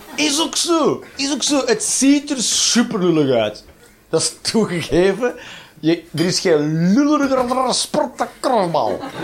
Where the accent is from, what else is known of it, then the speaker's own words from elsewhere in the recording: Flanders, Belgium; zeggen we hier microgolf